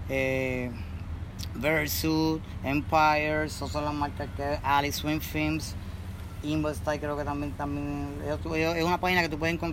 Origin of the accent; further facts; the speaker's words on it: Puerto Rico; Y la bandera, porque yo soy, yo soy boricua y represento donde quiera que voy y paro en el mundo.